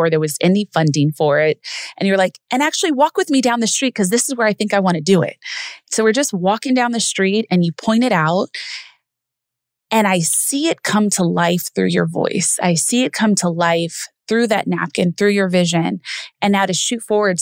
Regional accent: Los Angeles, California, United States; moved away as an adult; we're both from Los Angeles

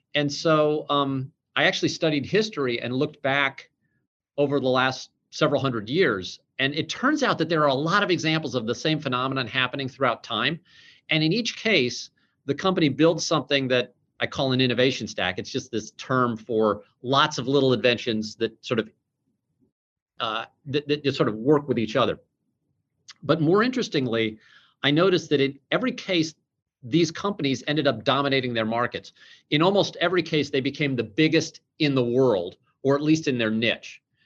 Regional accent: St. Louis, Missouri, United States; we're both from St. Louis

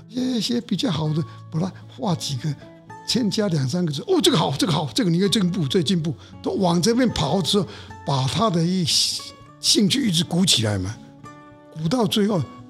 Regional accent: Hsinchu, Taiwan; born there; 新竹生就是是是是室内的，室内的，

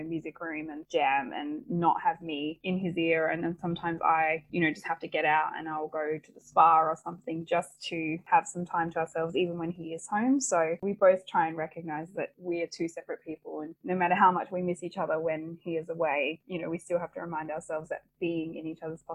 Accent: Perth, Western Australia, Australia; moved away as an adult; also born or lived in Victoria / Sydney; both of us growing up in Perth

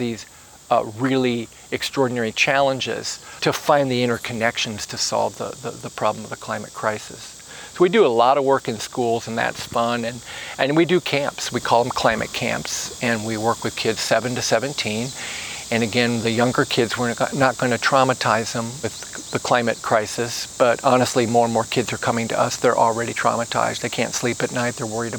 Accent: South Bend, Indiana, United States; South Bend, my hometown, Goshen, and Bloomington.

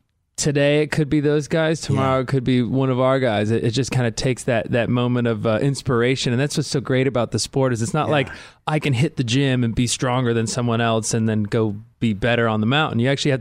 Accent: San Diego, California, United States; also born or lived in Carlsbad; I'm from like San Diego area. Like what part of San Diego? Carmel Valley.

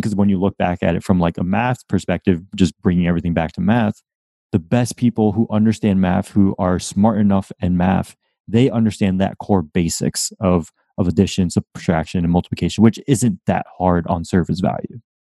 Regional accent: Windsor, Connecticut, United States; now in Florida, United States; I grew up in Windsor, Connecticut

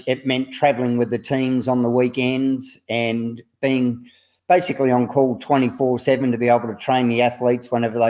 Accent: Australia; I'm from Australia

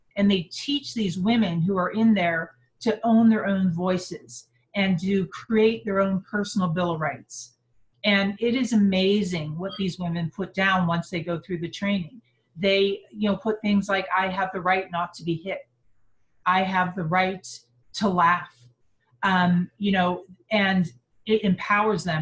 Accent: Pittsburgh, Pennsylvania, United States; moved away as an adult; now in Salt Lake City, United States; I was brought up on the East Coast in Pittsburgh, Pennsylvania

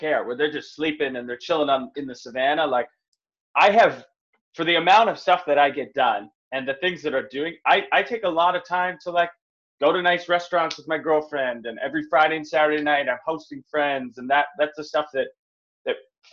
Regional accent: North Vancouver, British Columbia, Canada; I grew up in North Vancouver, middle class family

